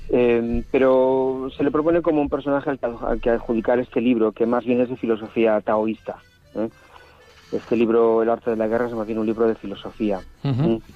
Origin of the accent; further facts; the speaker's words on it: Basque Country, Spain; Un poquito en Solupe, que es mi pueblo de, pastoral, ha llovido un poquito a mediodía